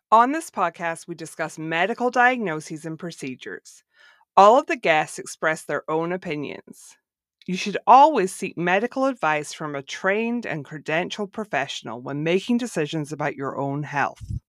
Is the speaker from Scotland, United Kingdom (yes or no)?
yes; Scotland, United Kingdom; moved away as an adult; now in Florida, United States; I'm originally from Scotland, but I now live in Florida.